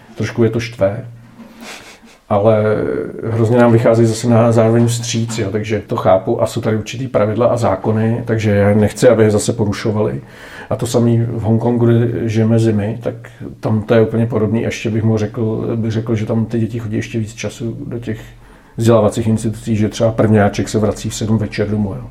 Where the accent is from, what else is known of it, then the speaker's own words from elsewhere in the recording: Czechia; jsme Češi